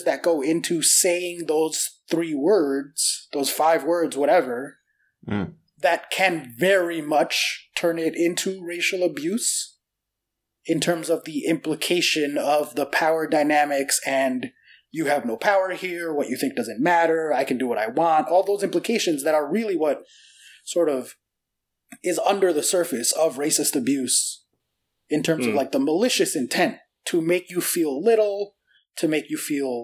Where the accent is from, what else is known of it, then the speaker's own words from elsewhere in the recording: United States; I was born here. Of course my accent is barely noticeable